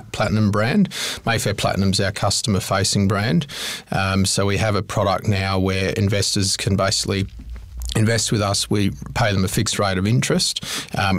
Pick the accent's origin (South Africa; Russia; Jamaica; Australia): Australia; Fremantle, Western Australia; moved away as an adult; now in Melbourne, Australia; I'm a Perth boy, born and bred in Fremantle. I moved over to Melbourne about 9 years ago